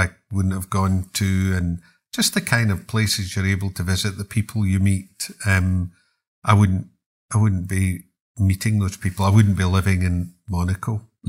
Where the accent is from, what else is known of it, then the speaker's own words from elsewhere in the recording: Glasgow, Scotland, United Kingdom; And I'm a Glaswegian, so we couldn't allow this to happen.